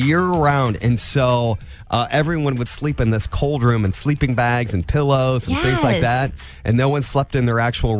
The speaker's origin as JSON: {"language": "English", "town": "Angola", "region": "Indiana", "country": "United States", "tie": "born or raised there", "lives_now": "Fort Wayne, United States", "said": "when I was a kid, I was growing up in Angola"}